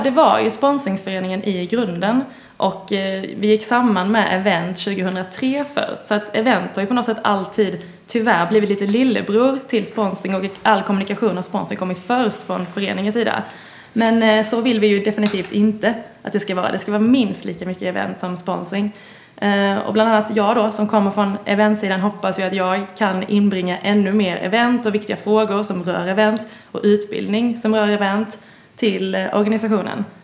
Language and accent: Swedish; Båstad, Skåne, Sweden; moved away; ni hör kanske att jag inte är härifrån, kommer från nordvästra Skåne. Mm. Närmare bestämt eh, Båstad kommun